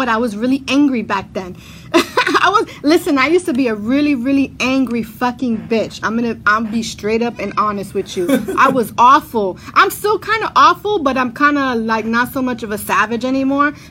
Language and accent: English; Brooklyn, New York, United States; I'm from Brooklyn too